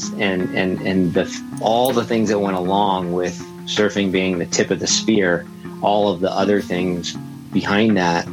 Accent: Laguna Beach, California, United States; I grew up in Laguna Beach

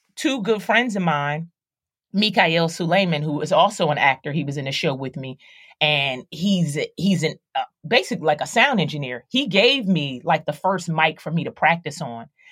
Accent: Philadelphia, Pennsylvania, United States; I, I grew up in Philadelphia, so I, I grew up in the hood

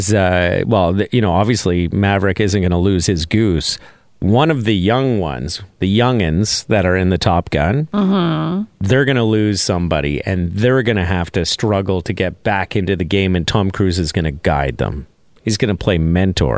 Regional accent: Canada; As a Canadian, when I think of Canada, it usually makes me very proud to be here

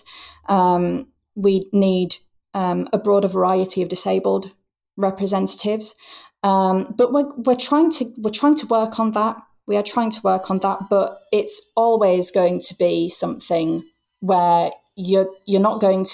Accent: Hull, Yorkshire and the Humber, United Kingdom; moved away as an adult; also born or lived in York; it was here in Hull, my hometown, which I returned

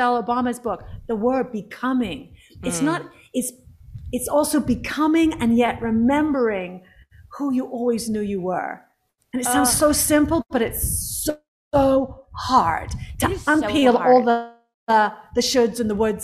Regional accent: England, United Kingdom; I'm from England

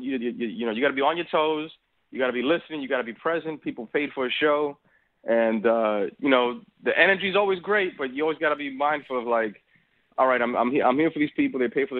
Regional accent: Dominican Republic; I'm from Dominican Republic, and the flavor is different. The seasoning is different. The Spanish is different.

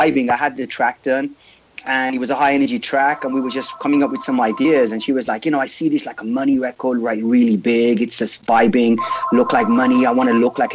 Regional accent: Birmingham, West Midlands, United Kingdom; moved away as an adult; also born or lived in London, England; now in United States; I was born and bred there in a place called Birmingham in England. Not Birmingham, Alabama, but Birmingham

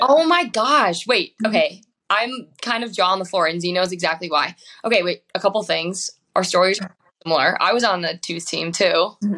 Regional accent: Wisconsin, United States; growing up in Wisconsin

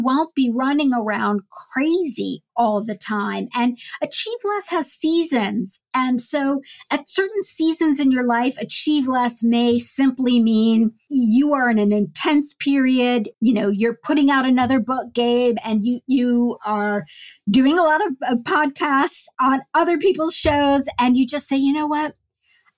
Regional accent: United States

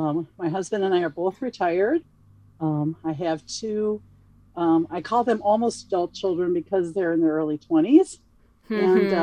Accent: St. Paul, Minnesota, United States; Well, I am from St. Paul, Minnesota, best location in the nation.

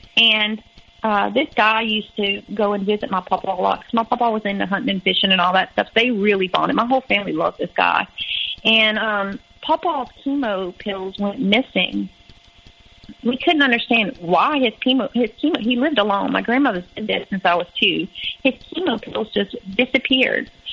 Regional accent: Louisiana, United States; moved away as an adult; I was from Louisiana

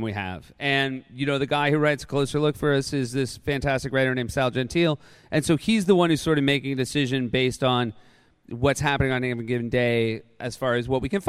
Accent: New Hampshire, United States; I grew up in New Hampshire

